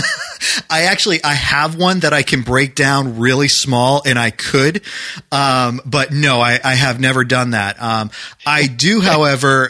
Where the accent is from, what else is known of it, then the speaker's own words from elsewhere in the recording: New Hampshire, United States; now in Maryland, United States; I grew up in New Hampshire